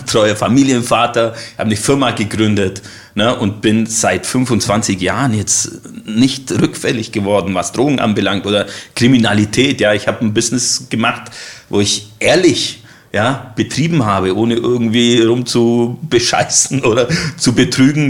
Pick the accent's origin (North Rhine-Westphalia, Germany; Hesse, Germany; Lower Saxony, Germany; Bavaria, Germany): Bavaria, Germany; Allgäu; moved away as an adult; now in Leipzig area, Germany; Ich komme aus dem Allgäu